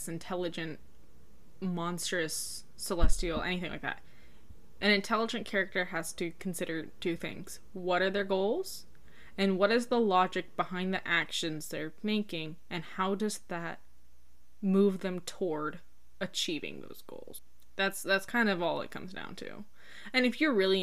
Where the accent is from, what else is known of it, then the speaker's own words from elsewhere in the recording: United States; As an American, like, I'm used to, I grew up with a lot of fairy tales